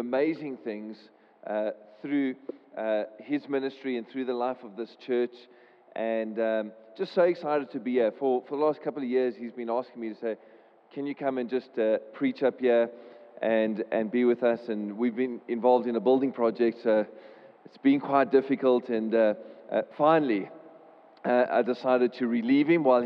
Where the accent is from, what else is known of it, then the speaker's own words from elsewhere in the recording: Port Elizabeth, Eastern Cape, South Africa; moved away as an adult; now in Cape Town, South Africa; I come from Cape Town, Port Elizabeth originally, and then moved to Cape Town when I was 18 years old